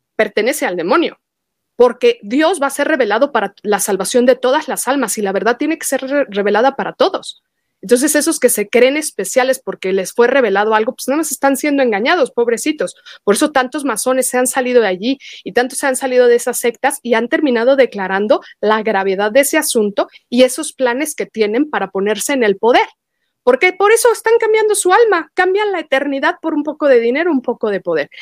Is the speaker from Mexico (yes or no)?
yes; Mexico; como mexicana